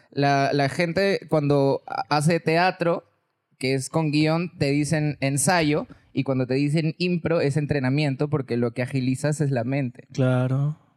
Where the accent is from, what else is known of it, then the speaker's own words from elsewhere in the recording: Chiclayo, Lambayeque, Peru; Ya, bueno, todo fue porque, como te dije, vine de Chiclayo y una amiga vino a mi rescate